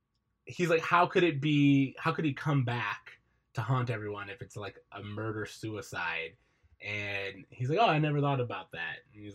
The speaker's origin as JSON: {"language": "English", "region": "Florida", "country": "United States", "tie": "born or raised there", "said": "as someone who grew up in Florida and therefore no mountain ranges"}